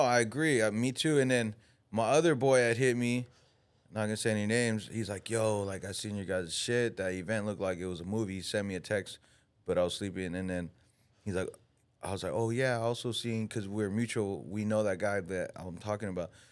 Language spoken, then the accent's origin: English; United States; we're American